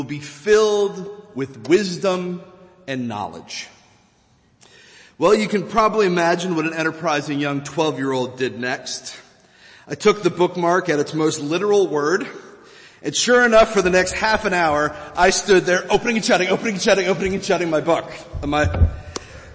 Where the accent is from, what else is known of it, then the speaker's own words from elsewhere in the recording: Virginia, United States; moved away; In the church where I grew up back in Virginia